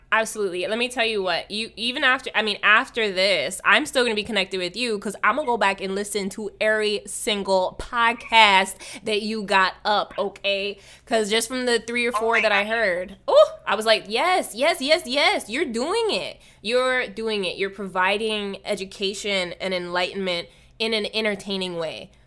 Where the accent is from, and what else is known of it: Hawaii, United States; born or raised there; now in Los Angeles, United States